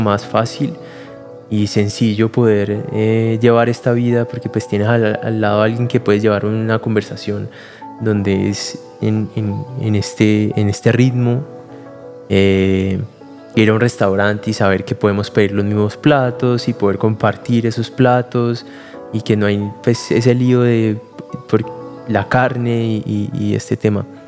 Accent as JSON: {"language": "Spanish", "town": "Cali", "region": "Valle del Cauca", "country": "Colombia", "tie": "born or raised there", "said": "yo soy de Cali, ahí nací"}